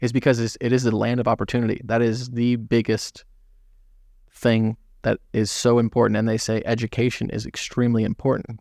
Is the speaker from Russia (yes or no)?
no; Southern California, United States; also born or lived in Florida; born and raised. I've lived in a lot of different, uh, states, but California